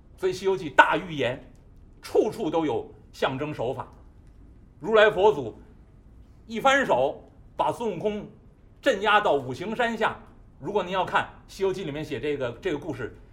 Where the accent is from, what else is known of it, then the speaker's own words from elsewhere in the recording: Beijing, China; 我们北京人常见大烟梨的皮儿是黄的